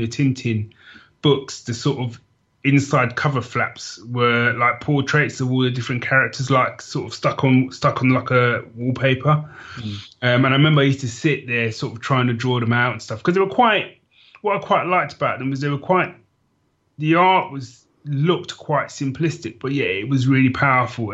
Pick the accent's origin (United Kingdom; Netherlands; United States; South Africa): United Kingdom; London; as a sort of young kid growing up in London